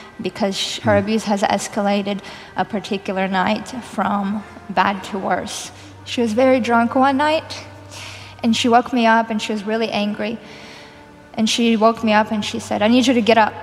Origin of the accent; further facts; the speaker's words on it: Kyiv, Ukraine; moved away; I grew up in Kyiv, Ukraine.